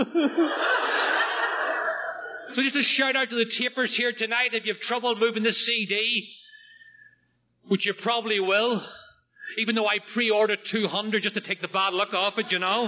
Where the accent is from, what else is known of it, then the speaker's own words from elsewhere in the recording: just outside of Belfast, Northern Ireland, United Kingdom; now in Oceanside, New York, United States; I'm from Northern Ireland. I grew up just outside of Belfast